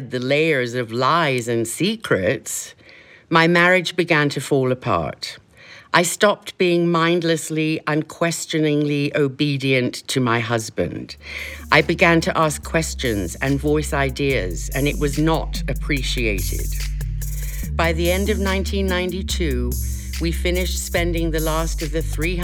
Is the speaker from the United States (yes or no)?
no; Kenya; moved away; growing up in Kenya